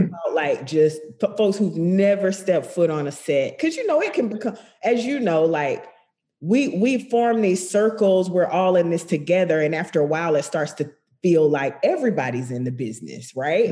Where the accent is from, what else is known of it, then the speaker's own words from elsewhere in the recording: Macon, Georgia, United States; I grew up in Macon, Georgia